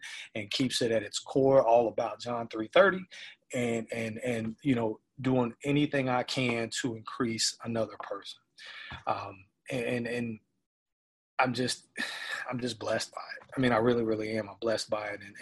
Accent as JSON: {"language": "English", "town": "Memphis", "region": "Tennessee", "country": "United States", "moved": "yes", "said": "I'm originally from Memphis, and Memphis is a very poverty-stricken city"}